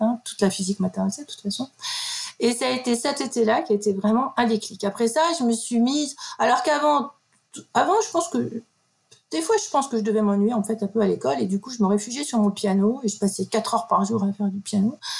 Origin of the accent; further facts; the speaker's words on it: Metz, Grand Est, France; moved away as an adult; je suis originaire de Lorraine, de Metz plus exactement